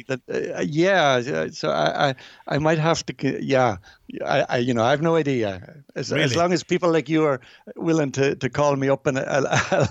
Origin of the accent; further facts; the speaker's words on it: Virginia, Ulster, Ireland; my memories of growing up there